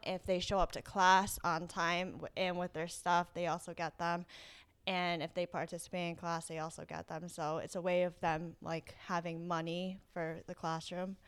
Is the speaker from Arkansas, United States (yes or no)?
no; East Greenwich, Rhode Island, United States; also born or lived in South Korea; I grew up in East Greenwich, um, but I, I'm originally from South Korea.